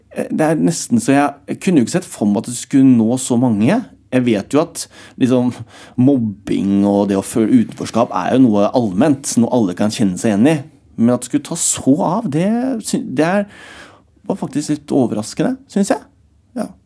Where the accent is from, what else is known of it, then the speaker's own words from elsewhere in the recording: Alvdal, Innlandet, Norway; moved away; Hjemme på Strømmen, da, hvor jeg vokste opp